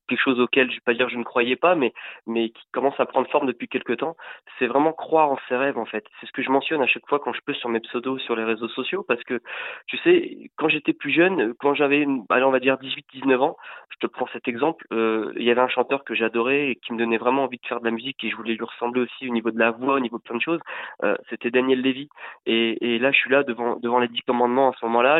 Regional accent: France; ici chez nous en France

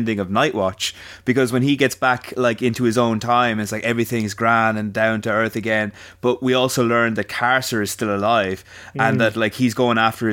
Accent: Ireland; we're Irish

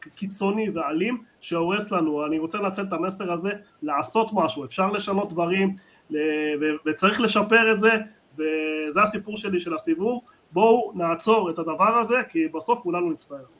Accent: Argentina; now in Israel; אני בא ממדינה ו... אחד המשחקים הראשונים שלי בילדות נהרג אוהד ביריות, בבוקה, בגלל של בוקה, משחק של ראסינג

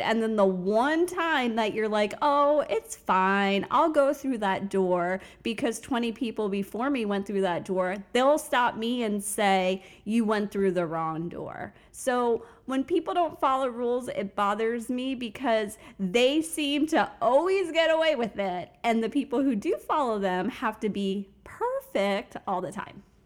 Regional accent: Fort Lauderdale, Florida, United States; also born or lived in Bronx, New York / Tampa, Florida; now in Orlando, United States; I started out in the Bronx, New York. So that's where I'm originally from, but grew up in South Florida in the Fort Lauderdale area

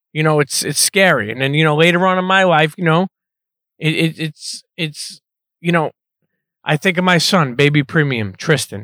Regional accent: New York City, New York, United States; moved away; I'm Italian, but I grew up in Coney Island

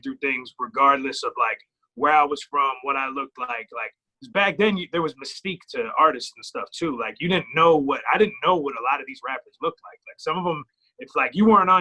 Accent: Clark, New Jersey, United States; I grew up there

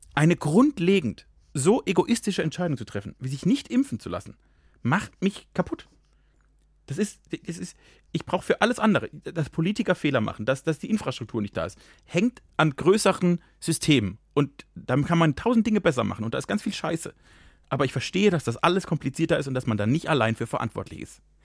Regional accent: Germany; moved away; ich komme ja fast aus Frankreich

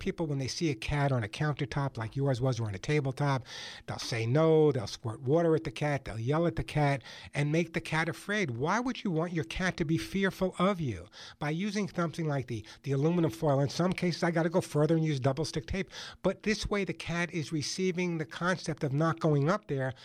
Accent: Long Island, New York, United States; accent: Long Island; also born or lived in Queens, New York; now in Los Angeles, United States; I grew up on Long Island

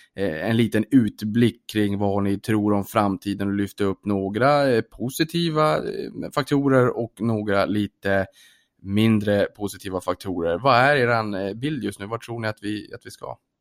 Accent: Norrbotten County, Sweden; som norrbottning

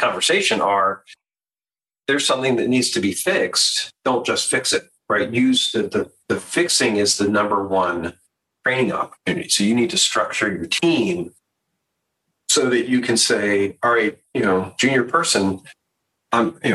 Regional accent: Baltimore, Maryland, United States; moved away; also born or lived in New Orleans; I grew up in Baltimore

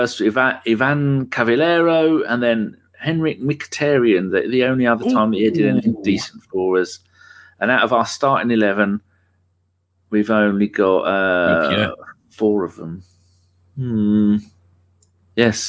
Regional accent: London, United Kingdom; Putney's posh. Not when I was born, it's a shithole.

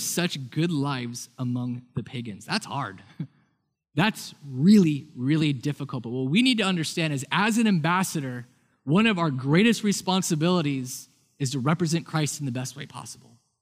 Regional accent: United States; I grew up in a house that was very influenced and influenced me about being American.

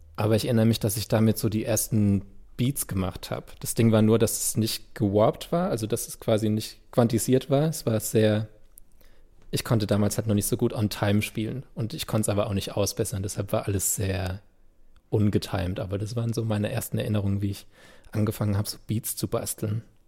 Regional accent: Landau, Rhineland-Palatinate, Germany; first language German; an Gottramstein, wo ich aufgewachsen bin

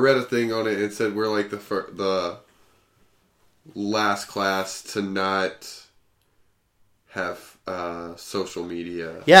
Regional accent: Humboldt, Tennessee, United States; accent: southern; moved away as an adult; now in Omaha, United States; Yeah, I grew up in Tennessee. Woo. In Humboldt, Tennessee.

